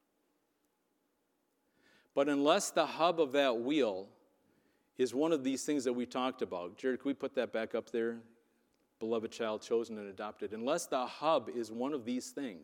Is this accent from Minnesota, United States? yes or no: no; Wisconsin, United States; I was from Wisconsin